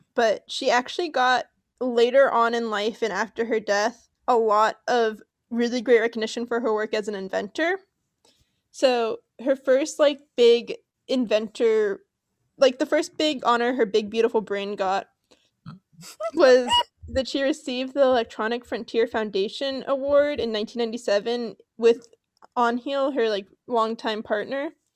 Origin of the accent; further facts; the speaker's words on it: Los Angeles, California, United States; I grew up in Los Angeles